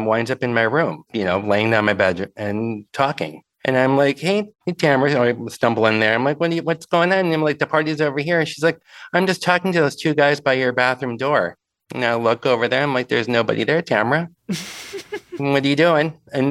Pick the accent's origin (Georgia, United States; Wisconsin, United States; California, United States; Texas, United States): Wisconsin, United States; Stevens Point; moved away as an adult; now in Milwaukee, United States; I'm originally from Stevens Point, Wisconsin, and I was a townie.